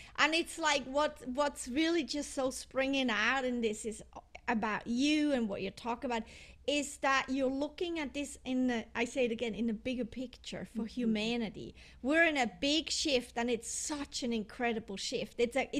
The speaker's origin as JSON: {"language": "English", "country": "Switzerland", "also_born_or_lived": "Europe", "said": "because I'm from Switzerland and I lived in Europe, in many countries in Europe, all my life."}